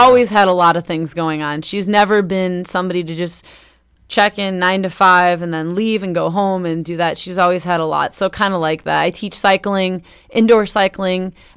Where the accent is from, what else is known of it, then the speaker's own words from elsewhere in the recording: Northwest Indiana, United States; now in Bloomington, United States; Northwest Indiana. in my hometown